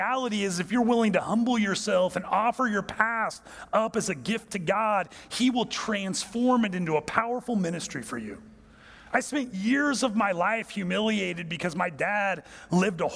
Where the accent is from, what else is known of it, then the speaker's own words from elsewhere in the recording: United States; I'm from America.